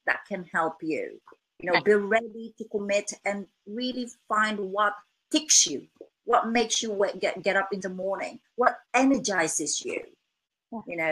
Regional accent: Philippines; English is a second language; now in England, United Kingdom

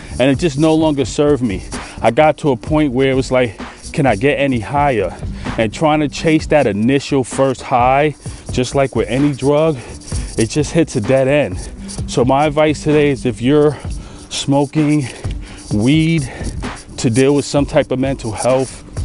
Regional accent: New York City, New York, United States; I'm from Brooklyn

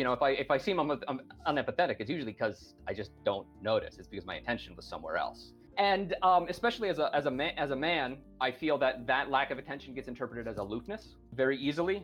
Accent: Montana, United States; moved away as an adult; also born or lived in Japan; now in Spain; where I grew up in Montana

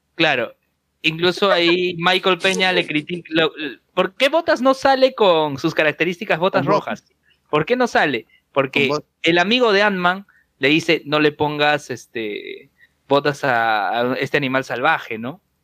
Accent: Peru; somos peruanos

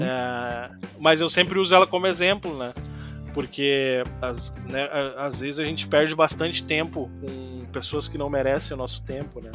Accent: Porto Alegre metropolitan region, Rio Grande do Sul, Brazil; a minha cidade é, é da 40 quilômetros, é região metropolitana também, é pertinho

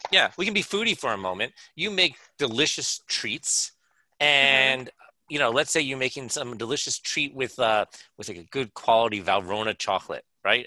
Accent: United States; I'm so American

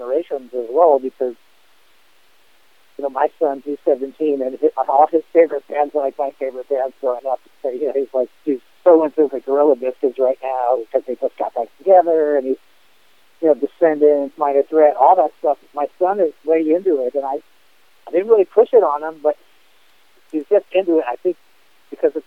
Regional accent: Los Angeles, California, United States; growing up in L.A., at that time, skating and BMX

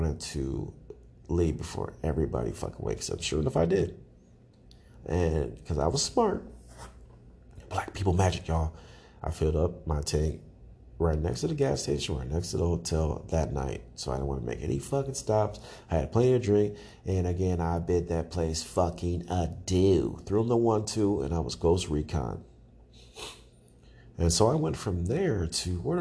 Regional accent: Cedar Rapids, Iowa, United States; Growing up in a box TVs, growing up in the Curtis Mathis, like the Cox Cable, all my Cedar Rapids, Iowa people know what Cox Cable is

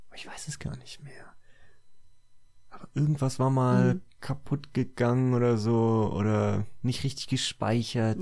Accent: Cologne, North Rhine-Westphalia, Germany; ich bin ja in Köln aufgewachsen.

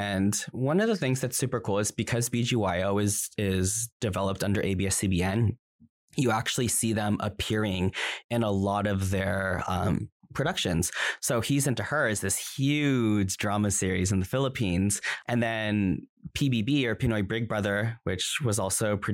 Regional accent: United States; I'm Filipino American and I can't speak Tagalog

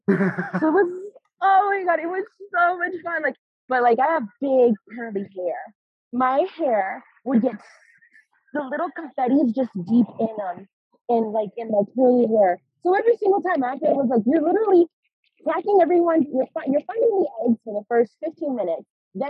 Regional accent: Omaha, Nebraska, United States; now in Columbia, United States; So I grew up in Omaha. I also grew up in Omaha, Nebraska. Shout out to my Cornhuskers.

